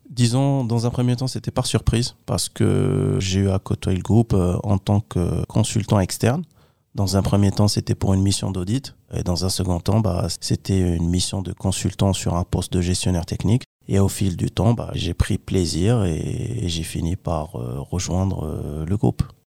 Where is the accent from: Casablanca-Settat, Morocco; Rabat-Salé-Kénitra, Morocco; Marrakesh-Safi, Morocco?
Rabat-Salé-Kénitra, Morocco; Kenitra; moved away as an adult; now in France; je suis originaire du Maroc, plus précisément de la ville de Kenitra.